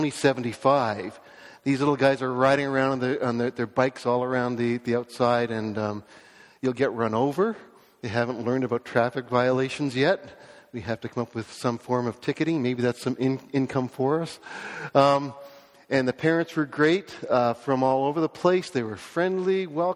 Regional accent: Toronto, Ontario, Canada; I was born in Scarborough, raised in a Christian home

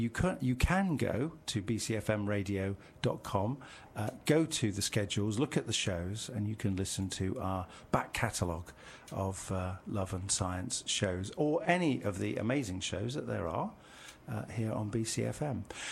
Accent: Midlands, United Kingdom; now in Bristol, United Kingdom; I come from the Midlands

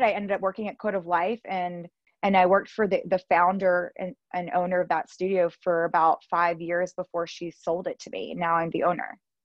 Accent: Georgia, United States; moved away as an adult; also born or lived in Los Angeles / Spain; now in Miami, United States; I'm from Georgia, born and raised in Georgia

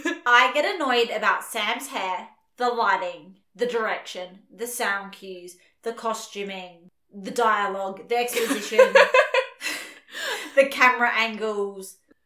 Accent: Australia

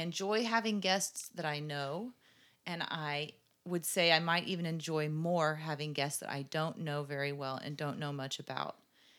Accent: Richardson, Texas, United States; I grew up right here in Richardson.

